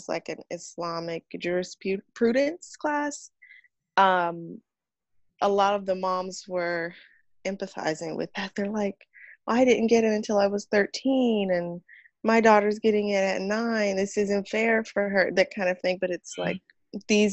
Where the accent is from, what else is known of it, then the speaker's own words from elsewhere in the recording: California, United States; moved away as an adult; also born or lived in San Francisco Bay Area; now in Houston, United States; I was born a Muslim in America, in California.